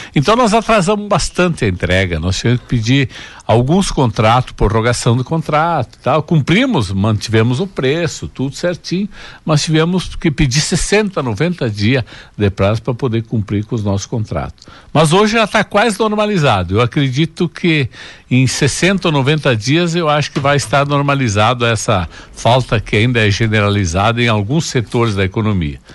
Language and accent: Portuguese; Água Santa, Rio Grande do Sul, Brazil; moved away as an adult; also born or lived in Santa Cecília; now in Tapejara, Brazil; eu nasci em Santa Cecília, me criei Sim. em Água Santa e vim morar em Tapejara.